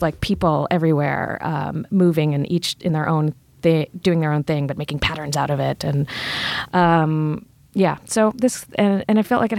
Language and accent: English; Richmond, Virginia, United States; moved away; also born or lived in London / New York; I'm from Virginia.